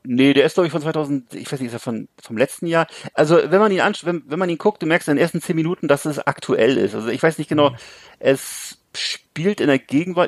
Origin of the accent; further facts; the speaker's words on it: Bremerhaven, Bremen, Germany; in 70er, 80er Jahren, wo ich groß geworden bin, nichts mehr zu tun, weißt du, wo es bei mhm. uns in Bremerhaven